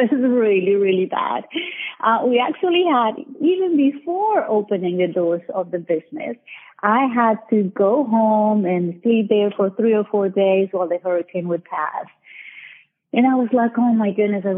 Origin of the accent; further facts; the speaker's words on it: Colombia; moved away as an adult; now in United States; I was born in Colombia, South America. And I came to the U.S. in 2002